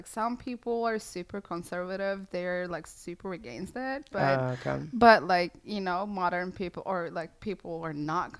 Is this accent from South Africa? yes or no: no; Turkey; moved away; I'm from Turkey and we don't have any of these things.